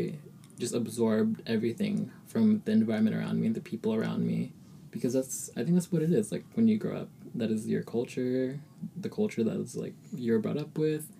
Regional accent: Ohio, United States; English is a second language; moved away as an adult; also born or lived in Philippines; now in Berkeley, United States; I was born and lived in the Philippines for, like, 5 years. And I came to Ohio, like, Midwest

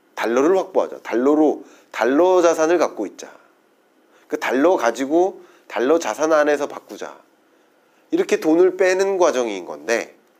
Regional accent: South Korea; 저도 한국인입니다

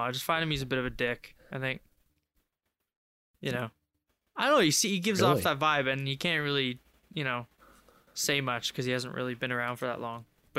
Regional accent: England, United Kingdom; now in Canada; I'm originally from the UK, I'm from England.

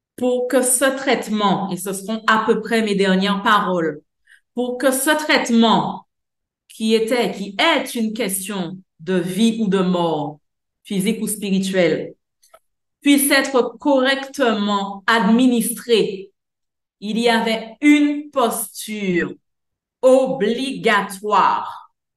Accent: Guadeloupe; chez nous en Guadeloupe

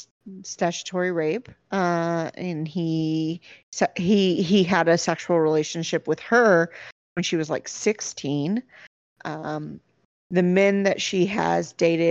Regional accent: United States; my perspective as an American

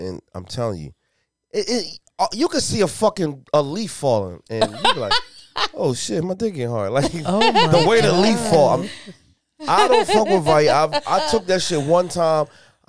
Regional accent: Detroit, Michigan, United States; I'm from Detroit, so I know. I know how they do that in Detroit.

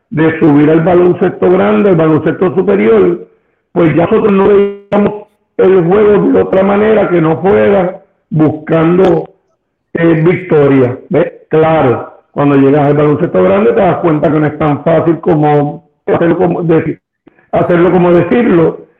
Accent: Ponce, Puerto Rico; born or raised there; also born or lived in Brooklyn, New York

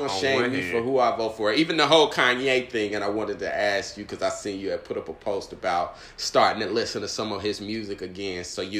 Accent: Georgia, United States; I grew up in South Georgia, and all we could do was think about going to Freaknik.

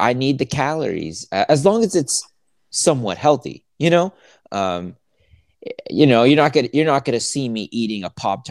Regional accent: the South, United States; I'm from the South. I grew up on sweet tea

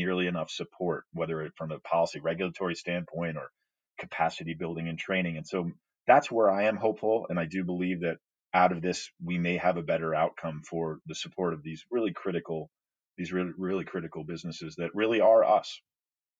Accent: United States; as an American

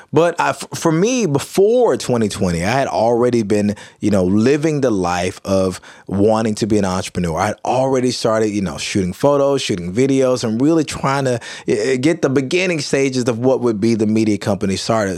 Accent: Kilmichael, Mississippi, United States; also born or lived in Jackson, Mississippi; I grew up in small town, small community, Kilmichael, Mississippi

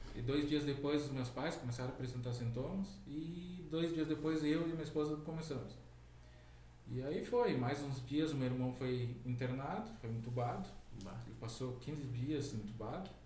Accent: Canoas, Rio Grande do Sul, Brazil; also born or lived in Porto Alegre / Guaíba; foi em Canoas. Eu nasci em Porto Alegre, mas acho que morei alguns

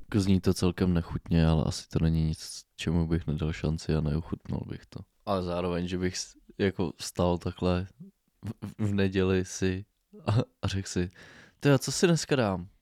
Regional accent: Bohemia, Czechia; tady u nás v Čechách

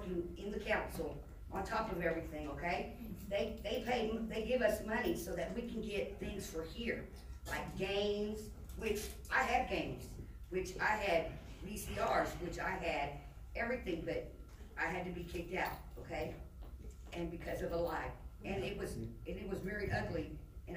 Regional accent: Dallas, Texas, United States; moved away; I'm from Dallas

